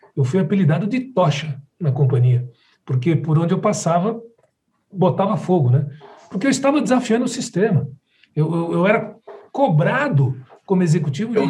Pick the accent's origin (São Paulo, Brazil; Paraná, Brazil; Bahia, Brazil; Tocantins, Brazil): São Paulo, Brazil; also born or lived in Rio de Janeiro; eu sou de São Paulo, moro num condomínio aqui em São Paulo com as minhas filhas